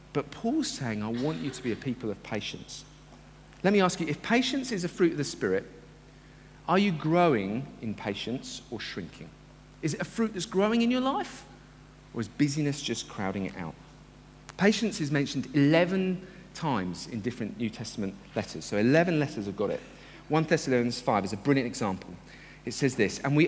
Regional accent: United Kingdom; I love being a Brit and coming from Britain

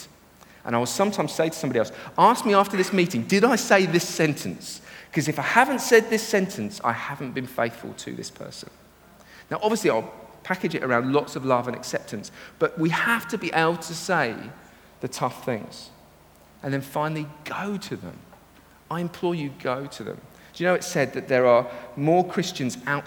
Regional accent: United Kingdom; We're British

